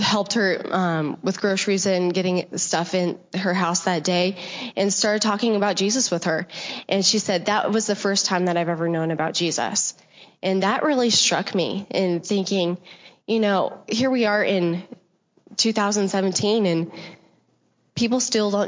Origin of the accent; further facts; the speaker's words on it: New Mexico, United States; now in Dallas, United States; I'm originally from New Mexico, but we got smart, moved to Dallas, Texas, so I'm a Texan.